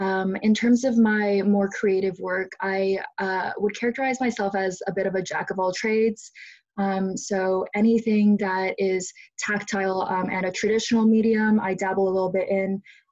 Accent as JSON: {"language": "English", "town": "Seattle", "region": "Washington", "country": "United States", "tie": "born or raised there", "moved": "as an adult", "said": "I'm from Seattle, and I'm a sophomore in college."}